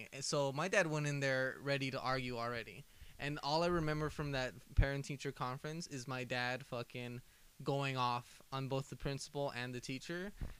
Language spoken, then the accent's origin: English; Compton, California, United States; We never tell them where we're from.